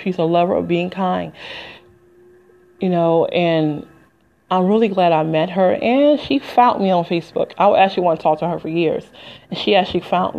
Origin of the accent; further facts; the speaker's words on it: Detroit, Michigan, United States; moved away as an adult; also born or lived in Flint, Michigan; I'm from Detroit, Detroit, 313. Ain't lived there in 20 years.